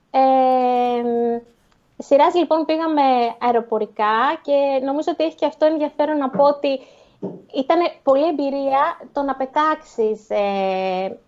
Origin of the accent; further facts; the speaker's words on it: Athens, Attica, Greece; εμείς ας πούμε που είμαστε συνηθισμένοι από Ελλάδα και από Αθήνα